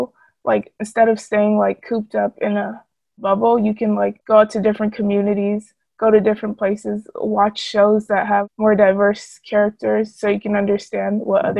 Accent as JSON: {"language": "English", "town": "Los Angeles", "region": "California", "country": "United States", "said": "I'm from South Central"}